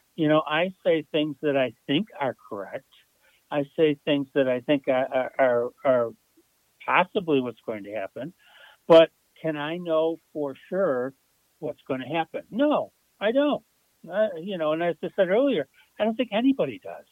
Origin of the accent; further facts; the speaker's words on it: Buffalo, New York, United States; I grew up and still live in Buffalo, New York.